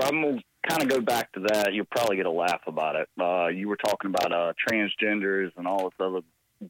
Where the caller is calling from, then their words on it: North Carolina, United States; from North Carolina.